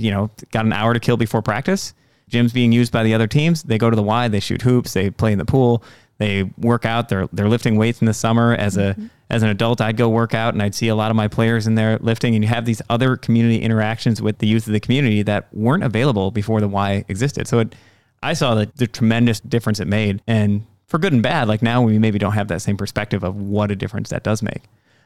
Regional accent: Egg Harbor, United States; I grew up in Egg Harbor before the Y. I think it was built my senior year of high school.

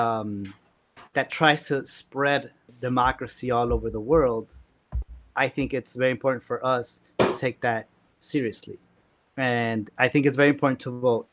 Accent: San Luis Potosí, Mexico; moved away as an adult; now in Chicago, United States; I grew up in San Luis Potosí

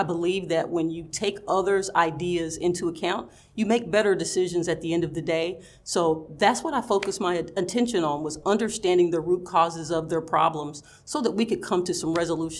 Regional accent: the South, United States; growing up in the South, you know, where we're taught to be very sweet and very kind and very accommodating

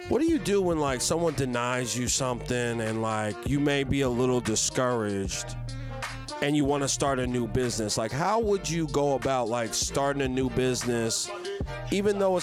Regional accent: Philadelphia, Pennsylvania, United States; moved away; I'm from Philly

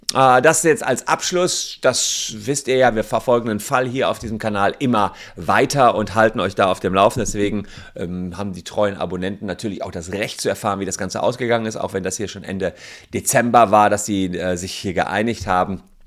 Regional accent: Germany; bei uns in Deutschland

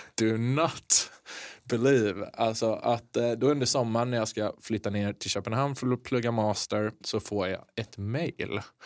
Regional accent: Kungsbacka, Halland County, Sweden; från västkusten, Kungsbacka

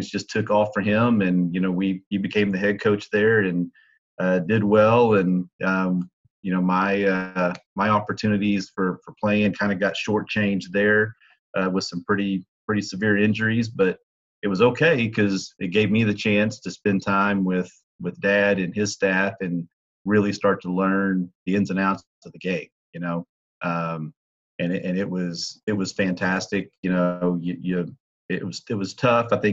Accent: Waco, Texas, United States; also born or lived in Amarillo, Texas / Midland, Texas; growing up in Waco, Texas, and having Dad coach at Baylor

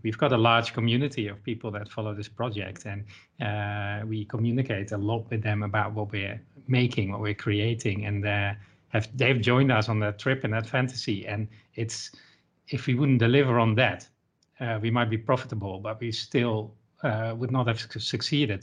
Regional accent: Netherlands; I'm from the Netherlands

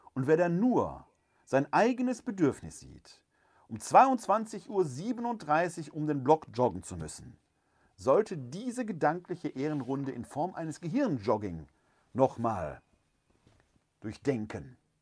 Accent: Germany; uns Deutschen

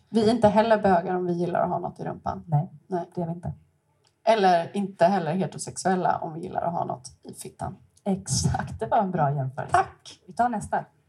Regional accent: Stockholm, Stockholm County, Sweden; moved away as an adult; now in Gothenburg, Sweden; också från Stockholm, bott i Göteborg i 12 år

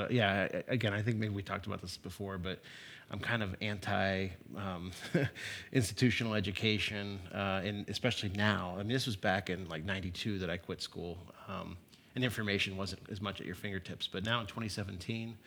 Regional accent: Youngstown, Ohio, United States; moved away as an adult; also born or lived in Cincinnati, Ohio; I grew up in Youngstown, Ohio, so Northeast Ohio. I came to Cincinnati in 1990 to come to University of Cincinnati

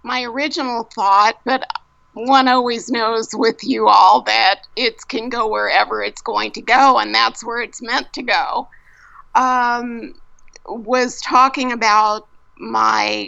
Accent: East Coast, United States; moved away; I come from the East Coast

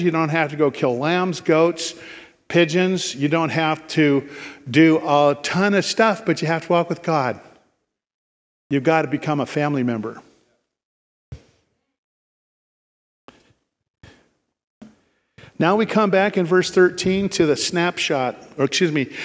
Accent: Ashland, United States; I grew up in Ashland

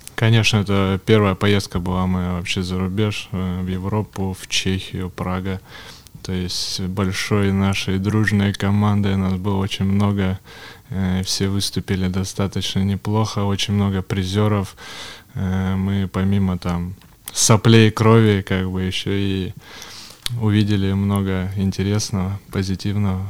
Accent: Yekaterinburg, Sverdlovsk Oblast, Russia; born or raised there; also born or lived in Kamensk-Uralsky

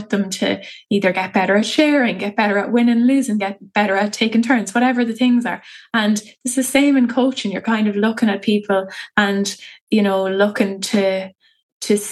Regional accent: Athlone, Leinster, Ireland; I'm from Athlone town

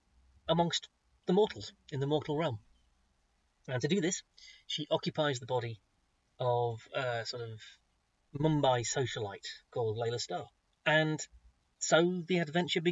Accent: United Kingdom; I'm so British with my pronunciations

